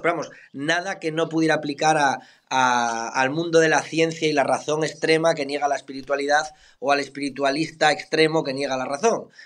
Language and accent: Spanish; Somiedo, Asturias, Spain; moved away; also born or lived in Miami; en mi pueblo Somiedo hay 500 habitantes